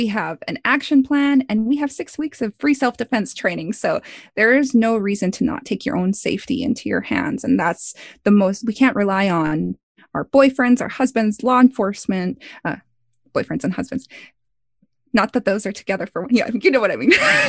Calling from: Missoula, Montana, United States; I'm calling from Missoula, Montana right now.

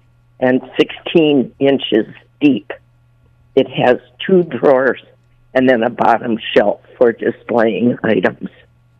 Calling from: Buffalo, New York, United States

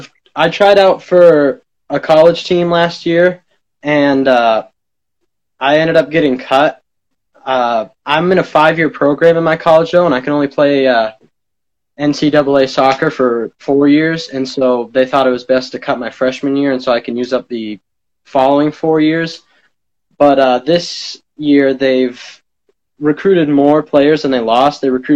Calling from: Phillips, Maine, United States; I'm calling from Phillips, Maine.

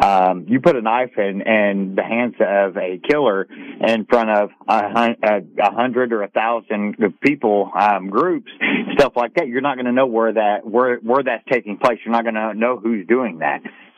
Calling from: Tennessee, United States; I'm here from East Tennessee, and I caught the tail end of what you're talking about as far as the guns and the firearms and stuff like that.

